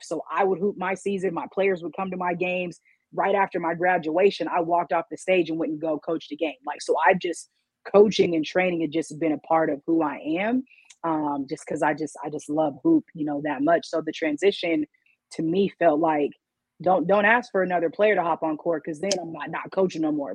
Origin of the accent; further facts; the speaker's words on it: Washington, United States; I'm from Washington State